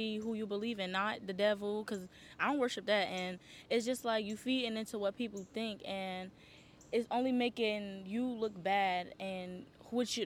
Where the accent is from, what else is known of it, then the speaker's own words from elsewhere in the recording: Newark, New Jersey, United States; moved away as an adult; now in Atlanta, United States; the freaking VMAs in my hometown